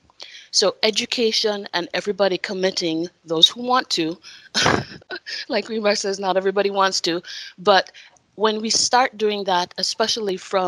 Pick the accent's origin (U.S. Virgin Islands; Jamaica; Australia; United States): Jamaica; in Jamaica, our national motto is out of many one people